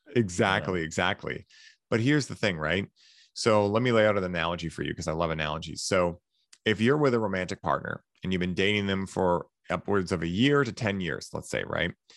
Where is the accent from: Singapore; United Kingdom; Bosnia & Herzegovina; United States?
United States; Boston, Massachusetts; I'm from Boston